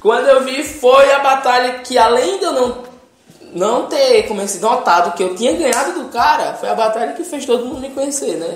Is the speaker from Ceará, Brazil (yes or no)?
yes; Ceará, Brazil